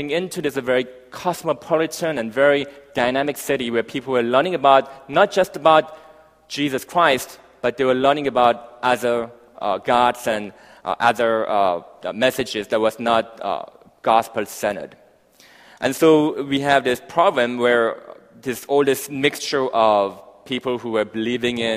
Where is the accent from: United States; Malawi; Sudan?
Malawi; Malawi. And I grew up um, in Africa for the next 10 years, hence my, my, my accent uh, kind of rolled up somewhere there.